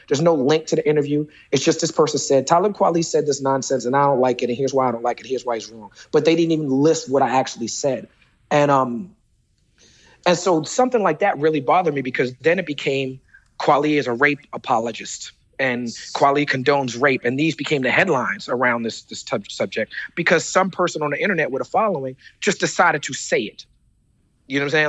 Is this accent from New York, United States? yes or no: yes; New York City, New York, United States; I am the rapper from Brooklyn